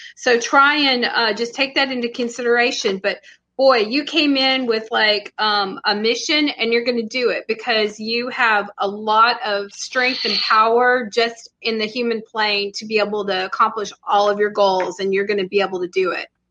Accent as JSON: {"language": "English", "region": "Texas", "country": "United States", "said": "I'm from Texas"}